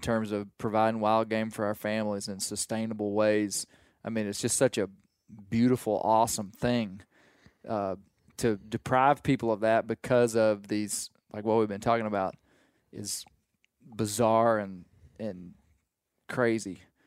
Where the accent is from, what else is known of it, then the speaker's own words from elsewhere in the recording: Arkansas, United States; I'm from Arkansas and don't duck hunt. But, I mean, the mountains of Arkansas